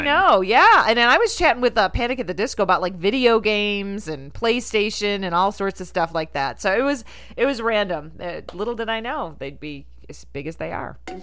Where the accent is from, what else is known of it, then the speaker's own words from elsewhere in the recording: Rochester, United States; I'm from Rochester